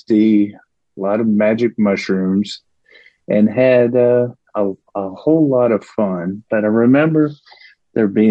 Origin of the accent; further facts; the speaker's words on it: Paris, Texas, United States; moved away; I grew up in Northeast Texas, and pretty impoverished situation